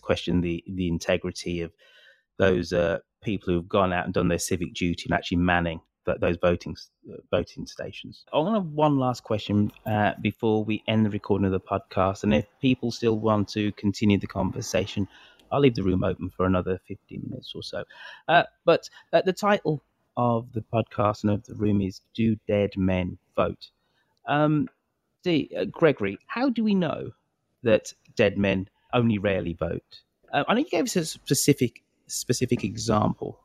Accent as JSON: {"language": "English", "country": "United Kingdom", "said": "as a Brit"}